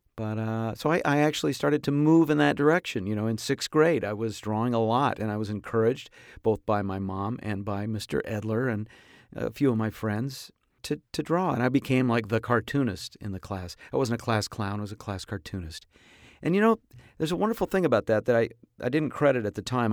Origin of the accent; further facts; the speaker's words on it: Tarzana, California, United States; my hometown here of Tarzan.